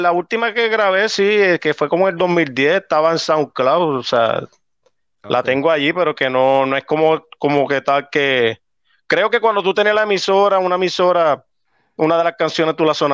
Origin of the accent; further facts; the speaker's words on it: Arecibo, Puerto Rico; now in South Carolina, United States; Nací y criado en Arecibo y pues ahora viviendo en South Carolina.